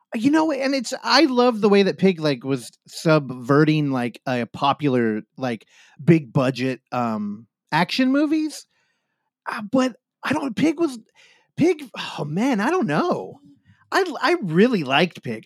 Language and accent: English; Bay Area, California, United States; I come from the Bay Area